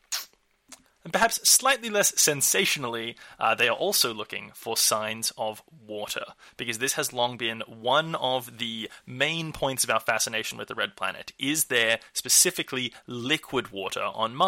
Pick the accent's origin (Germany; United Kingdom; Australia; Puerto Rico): Australia; my home country, Australia